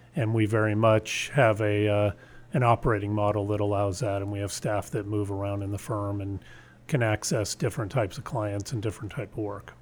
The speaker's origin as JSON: {"language": "English", "town": "San Antonio", "region": "Texas", "country": "United States", "tie": "born or raised there", "said": "I ended up, uh, graduating from high school in San Antonio"}